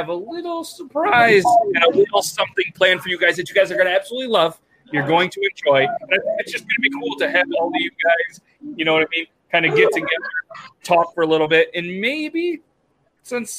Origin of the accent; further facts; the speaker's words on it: New York, United States; We're all from New York.